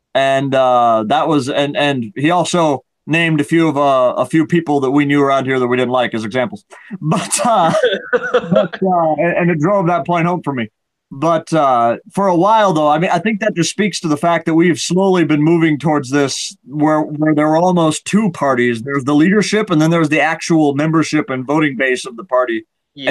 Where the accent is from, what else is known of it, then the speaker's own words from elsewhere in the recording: Iowa, United States; now in Nebraska, United States; my home state Iowa or where I live now in Nebraska